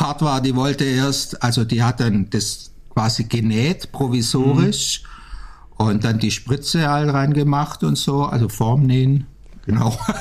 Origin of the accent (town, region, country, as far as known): Backnang, Baden-Württemberg, Germany; born or raised there; also born or lived in Stuttgart / Amsterdam